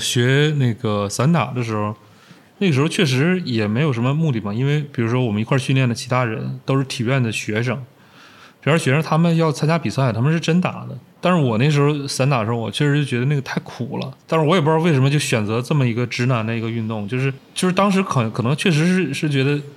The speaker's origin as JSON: {"language": "Chinese", "town": "Changchun", "region": "Jilin", "country": "China", "tie": "born or raised there", "moved": "yes", "lives_now": "Beijing, China", "said": "小的时候在长春、在家那儿"}